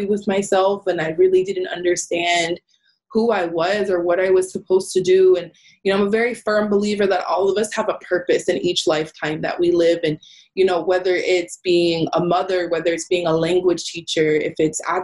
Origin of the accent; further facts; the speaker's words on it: Hollywood, Florida, United States; I was born and raised in Hollywood. Like I said, I still live here today